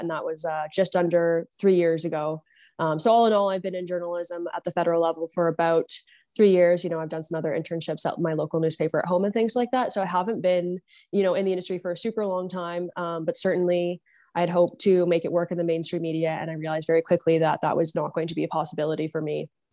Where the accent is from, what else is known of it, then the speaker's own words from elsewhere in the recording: Niagara, Ontario, Canada; now in Ottawa, Canada; I grew up in Niagara, Ontario